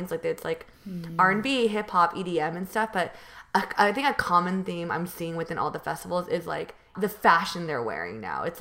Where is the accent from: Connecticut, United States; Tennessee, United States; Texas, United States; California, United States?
California, United States; So I'm from NorCal, which is north, you know, north versus NorCal versus SoCal. I'm from the Bay Area, and so I'm really close to San Jose.